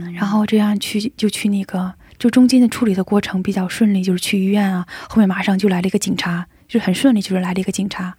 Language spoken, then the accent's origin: Chinese; China; 我一个中国人